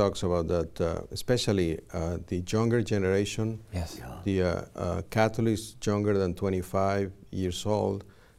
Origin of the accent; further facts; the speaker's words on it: Mexico; now in Los Angeles, United States; I grew up in Mexico